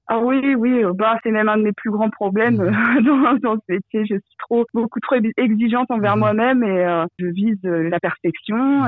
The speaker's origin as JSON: {"language": "French", "country": "France", "moved": "yes", "lives_now": "Belgium", "said": "ça fait longtemps que j'ai quitté la France"}